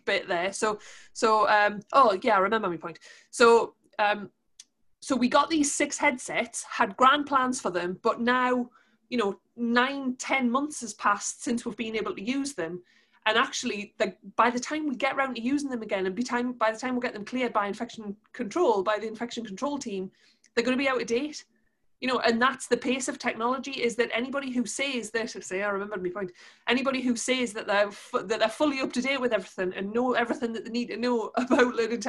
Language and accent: English; Newcastle upon Tyne, North East England, United Kingdom; accent: Geordie; we're from Newcastle, given my Geordie accent